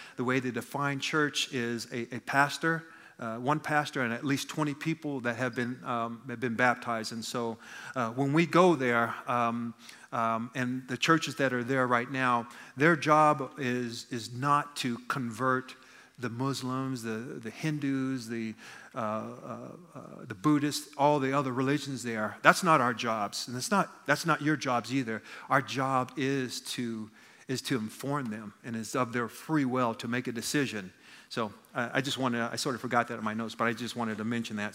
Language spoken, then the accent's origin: English; United States; I'm an American